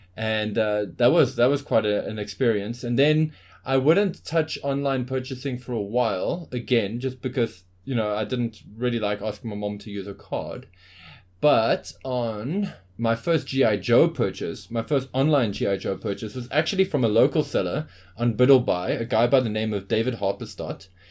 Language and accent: English; Johannesburg, Gauteng, South Africa